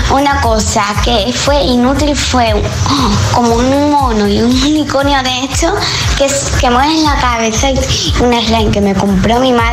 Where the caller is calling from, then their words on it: Seville, Andalusia, Spain; de Sevilla.